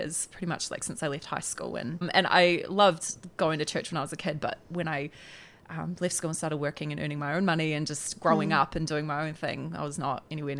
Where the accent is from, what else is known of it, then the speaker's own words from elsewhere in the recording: Tauranga, Bay of Plenty, New Zealand; I'm from Tauranga